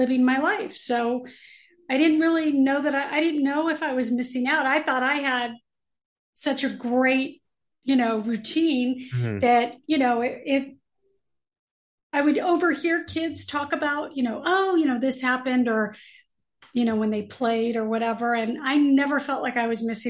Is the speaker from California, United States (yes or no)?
yes; Los Angeles, California, United States; I'm a native LA girl, born and raised in California